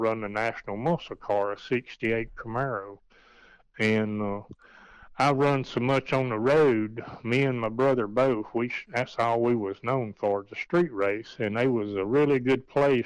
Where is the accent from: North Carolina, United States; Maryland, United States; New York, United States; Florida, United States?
North Carolina, United States; Green Creek; I was from Green Creek, North Carolina